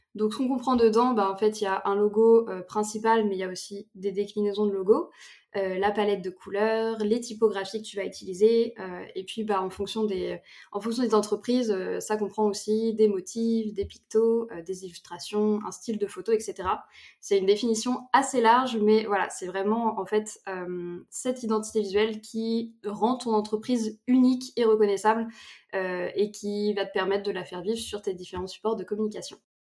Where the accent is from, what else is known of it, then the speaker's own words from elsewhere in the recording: between Nantes and Angers, Pays de la Loire, France; moved away as an adult; also born or lived in Bordeaux; j'habite du coup entre Nantes et Angers